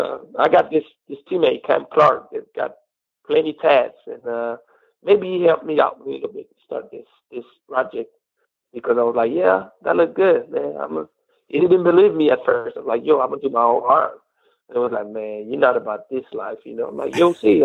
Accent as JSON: {"language": "English", "town": "Cognac", "region": "Nouvelle-Aquitaine", "country": "France", "tie": "born or raised there", "said": "It's like an hour away from my hometown. I'm from Cognac."}